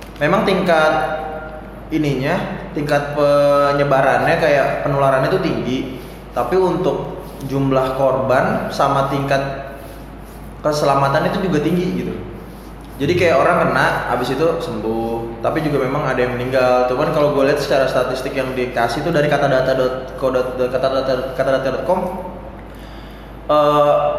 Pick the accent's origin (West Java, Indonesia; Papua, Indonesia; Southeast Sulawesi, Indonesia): West Java, Indonesia; Depok; gua sih orang Depok asli